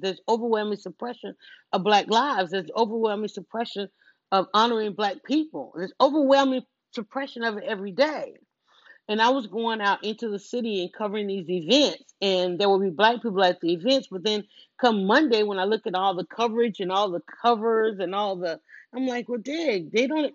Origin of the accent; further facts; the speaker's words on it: Atlanta, Georgia, United States; I'm from Atlanta, born and raised